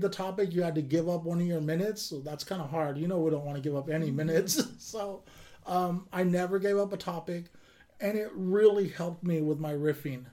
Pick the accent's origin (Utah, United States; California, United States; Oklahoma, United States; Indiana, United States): California, United States; Kern County; born or raised there; now in Sacramento, United States